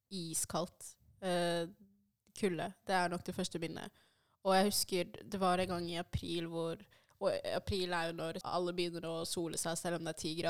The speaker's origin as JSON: {"language": "Norwegian", "country": "Norway", "tie": "born or raised there", "first_language": "Swahili", "second_language": "Norwegian", "said": "Jeg kom til Norge da jeg var fem år."}